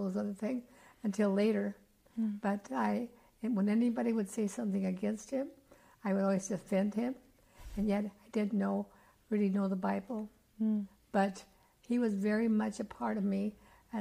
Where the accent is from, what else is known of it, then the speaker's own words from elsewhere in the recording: Yucaipa, California, United States; also born or lived in Colorado; I was born in Colorado, but my parents brought me to California when I was just a year old.